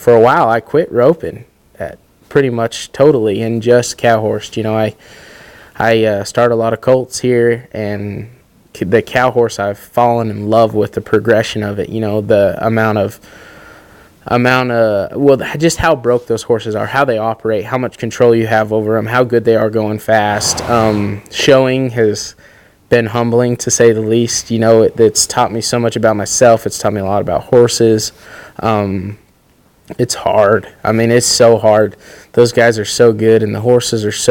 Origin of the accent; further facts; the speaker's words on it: Riverton, Utah, United States; I grew up in Riverton, Utah